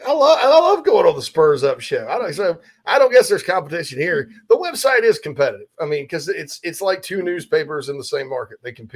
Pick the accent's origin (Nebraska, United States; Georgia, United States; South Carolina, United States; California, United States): South Carolina, United States; Spartanburg; moved away as an adult; also born or lived in Greenville, South Carolina; now in Nashville, United States; downtown Spartanburg, my hometown